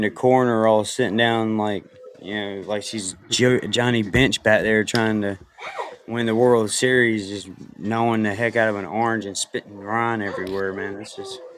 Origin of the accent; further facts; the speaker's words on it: the South, United States; I'm from the South